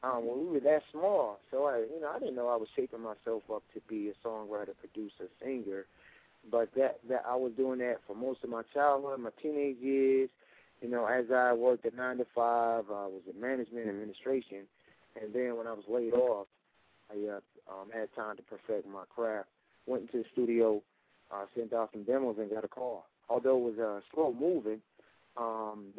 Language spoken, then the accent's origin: English; Detroit, Michigan, United States; a lot of people think I'm from Chicago, but no, I'm Detroiter